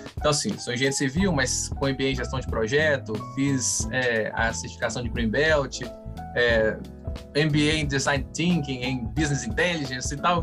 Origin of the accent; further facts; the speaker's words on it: Minas Gerais, Brazil; Como bom mineiro